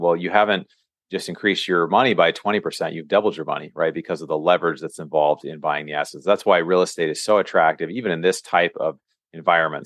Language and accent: English; Seattle, Washington, United States; moved away as an adult; now in California, United States; I'm from Seattle